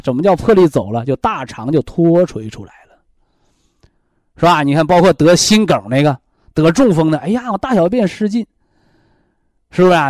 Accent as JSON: {"language": "Chinese", "country": "China", "said": "我们中国人中医文化的大智慧"}